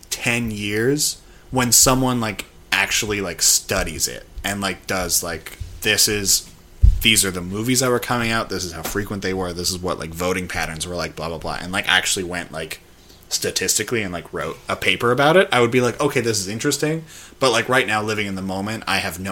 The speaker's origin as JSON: {"language": "English", "town": "Edmonton", "region": "Alberta", "country": "Canada", "moved": "yes", "said": "I'm from Edmonton, Alberta"}